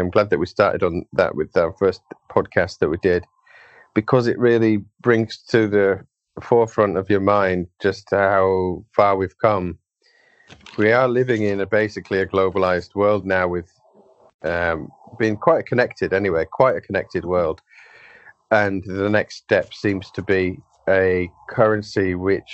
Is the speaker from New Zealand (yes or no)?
no; United Kingdom; As a Brit